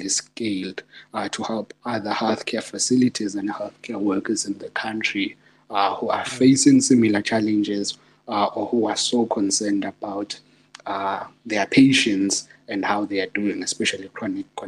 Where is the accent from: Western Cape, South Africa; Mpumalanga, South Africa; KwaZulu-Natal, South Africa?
Mpumalanga, South Africa; Secunda; I'm from Secunda. There's a township called Embalentle in Secunda. That's where I was born and grew up.